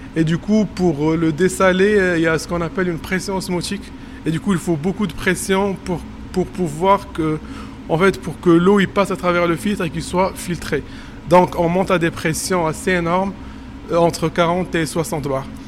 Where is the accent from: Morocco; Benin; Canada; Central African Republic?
Morocco; moved away as an adult; now in Montpellier, France; je suis marocain et que j'ai travaillé au Maroc